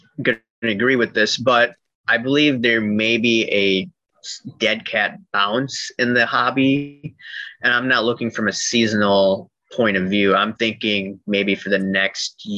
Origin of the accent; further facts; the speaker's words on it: Chicago, Illinois, United States; I'm from Chicagoland